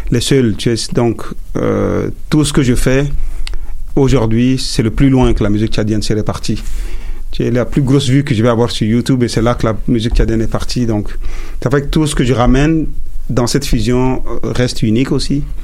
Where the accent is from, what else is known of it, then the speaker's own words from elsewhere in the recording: Montreal, Quebec, Canada; Aujourd'hui, je suis canadien. J'ai fait du Afrotronics aussi parce que je suis de Montréal. Moi, je me sens plus montréalais que, euh, que, canadien